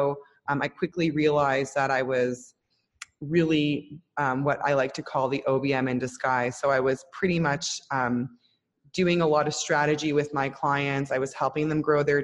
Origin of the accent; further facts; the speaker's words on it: Toronto, Ontario, Canada; moved away as an adult; now in Israel; I'm originally Canadian from Toronto